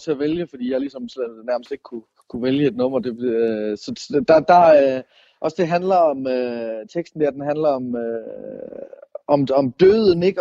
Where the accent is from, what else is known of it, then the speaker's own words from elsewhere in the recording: North Funen, Southern Denmark, Denmark; jeg er vokset op sådan på Nordfyn